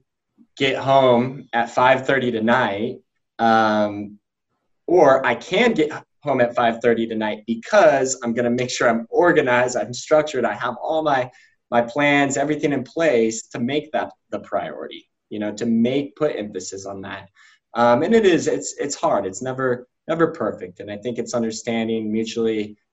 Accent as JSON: {"language": "English", "town": "Denver", "region": "Colorado", "country": "United States", "also_born_or_lived": "Louisville, Kentucky", "moved": "yes", "lives_now": "South Bend, United States", "said": "We're originally from Denver"}